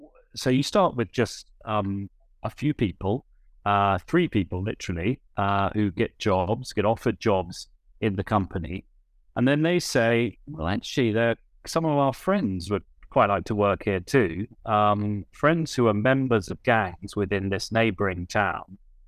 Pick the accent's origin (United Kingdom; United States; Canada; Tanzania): United Kingdom; England; now in Venezuela; I'm from England, which is a rugby playing nation